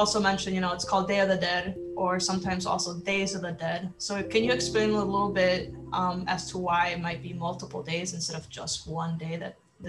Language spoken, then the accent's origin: English; El Salvador; I'm actually from El Salvador